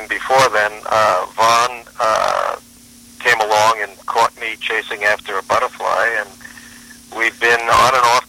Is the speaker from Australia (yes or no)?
yes; Australia; From down under.